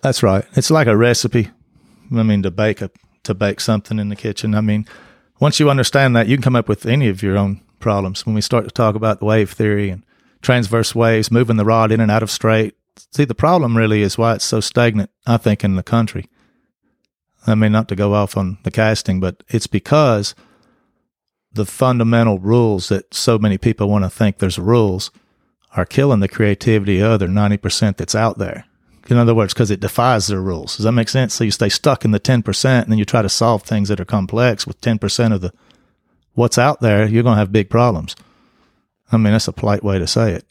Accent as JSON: {"language": "English", "town": "Greeneville", "region": "Tennessee", "country": "United States", "tie": "born or raised there", "also_born_or_lived": "Saint Louis, Missouri / Salem, Missouri", "said": "I grew up in Greenville"}